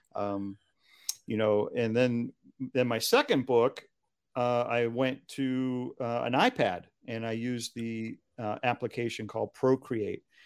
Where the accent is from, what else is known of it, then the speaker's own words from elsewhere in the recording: Hingham, Massachusetts, United States; where I grew up in Hingham, Massachusetts